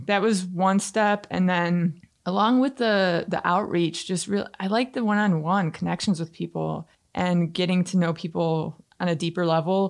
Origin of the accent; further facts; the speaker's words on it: Canton, Michigan, United States; I grew up in Canton